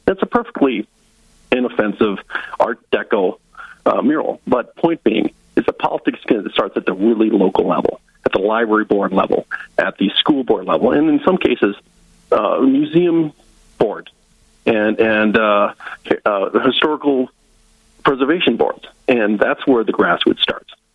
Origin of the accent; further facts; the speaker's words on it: Northwest Iowa, United States; moved away as an adult; also born or lived in Lyon County, Iowa / South Dakota; now in North Dakota, United States; I'm from Northwest Iowa originally. I was born and raised Northwest Iowa Dutch, very conservative